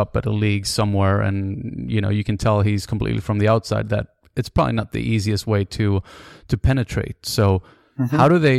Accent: Sweden; I'm from Sweden.

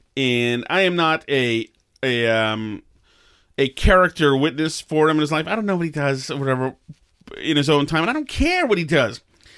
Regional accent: Winchester, Massachusetts, United States; I grew up in Winchester, Massachusetts.

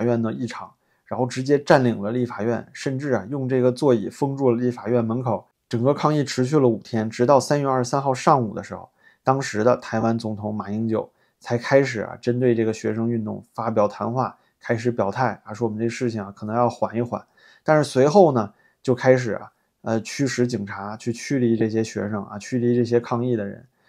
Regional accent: China; 我是大陆人，我支持两岸统一啊。

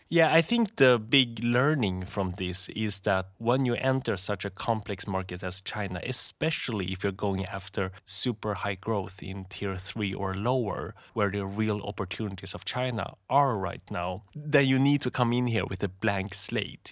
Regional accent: Sweden; moved away; I grew up in Sweden

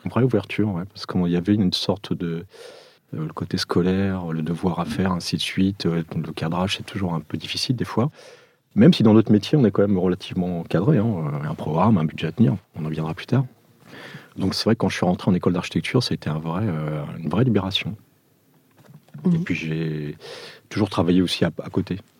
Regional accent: Gif-sur-Yvette, Île-de-France, France; also born or lived in Portugal; je suis portugais d'origine français euh, d'adoption, euh, je suis arrivé en France en 74

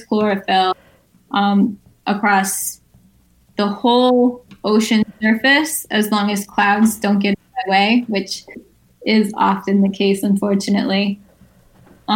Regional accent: Guilderland, New York, United States; I had a great childhood in Gilderland

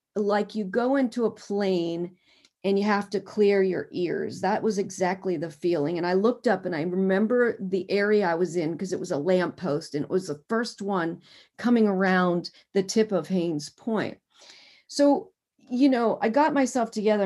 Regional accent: Harrisburg, Pennsylvania, United States; also born or lived in Camp Hill, Pennsylvania; now in Washington, D.C., United States; I'm originally from Harrisburg, Pennsylvania.

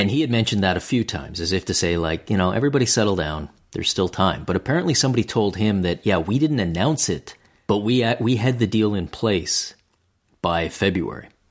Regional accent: Canada; as a Canadian

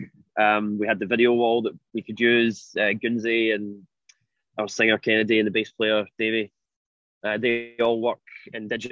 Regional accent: Glasgow, Scotland, United Kingdom; we grew up in Glasgow going to see gigs there

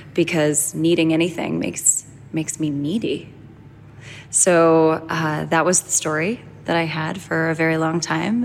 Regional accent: Boston, Massachusetts, United States; I grew up in Boston

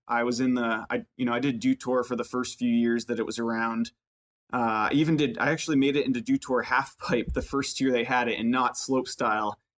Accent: Burlington, Vermont, United States; I grew up in, in Burlington, Vermont

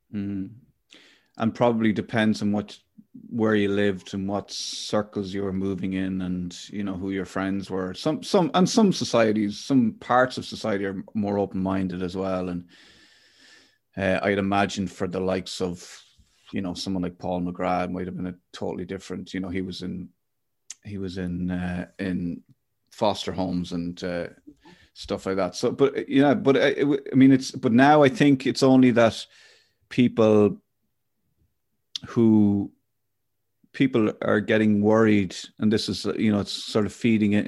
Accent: Athlone, Leinster, Ireland; I grew up in Athlone

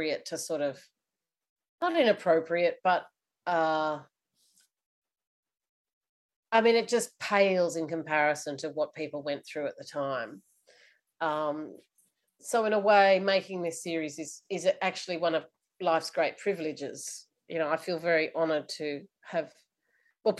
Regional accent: Australia; as the Australian public

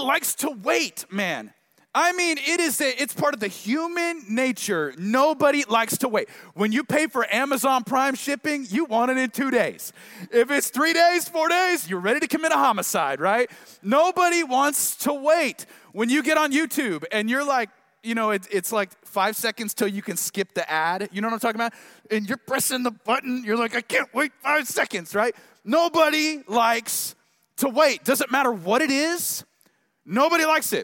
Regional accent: Tulsa, Oklahoma, United States; now in Dallas area, United States; I'm from Tulsa, but I've kind of forgotten what it's like to live here

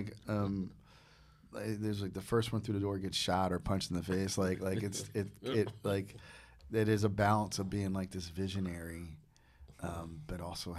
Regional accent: New Jersey, United States; But like when I grew up in Jersey, I worked with this guy.

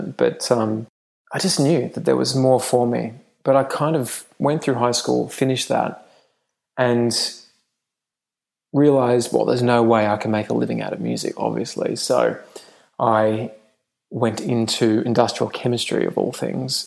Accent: England, United Kingdom; moved away; I grew up in England

